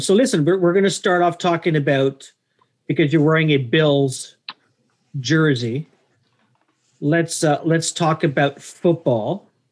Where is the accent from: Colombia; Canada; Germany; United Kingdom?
Canada; Toronto, Ontario; Scarborough, uh, my my hometown, my my current town